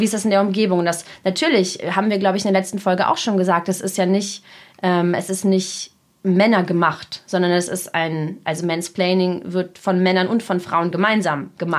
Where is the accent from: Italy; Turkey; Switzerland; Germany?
Germany; German is a second language; also born or lived in Russia; ich bin nur in Deutschland zur Schule gegangen